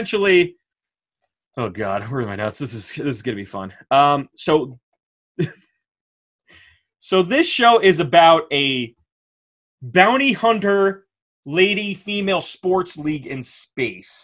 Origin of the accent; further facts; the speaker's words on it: Dutchess County, New York, United States; We grew up in Dutchess County, New York